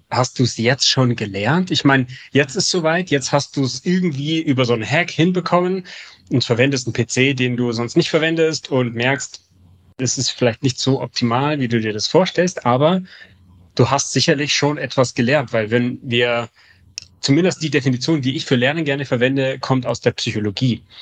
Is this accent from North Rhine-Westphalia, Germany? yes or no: no; Munich, Bavaria, Germany; now in Hamburg, Germany; in Hamburg sehen die Fahrradwege anders aus als in München, wo ich herkomme.